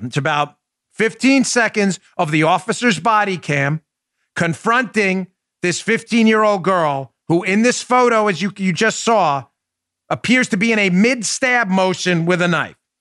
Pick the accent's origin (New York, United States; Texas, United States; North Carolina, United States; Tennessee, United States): New York, United States; New York City; also born or lived in Long Island, New York; We grew up in Glendale, New York, which was always a working class, mm, lower middle class, I'd say, but middle class kind of neighborhood in uh, Queens, New York